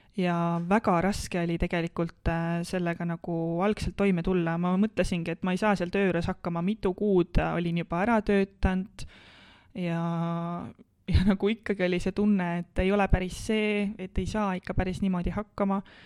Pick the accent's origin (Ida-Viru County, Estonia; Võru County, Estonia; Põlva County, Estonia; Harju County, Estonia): Põlva County, Estonia; Põlva; moved away as an adult; also born or lived in Tartu; ma tulen ühest Lõuna-Eesti väikelinnast Äh, Põlvast ja ma kolisin tegelikult äh, kohe peale gümnaasiumi lõppu siis äh, Tartusse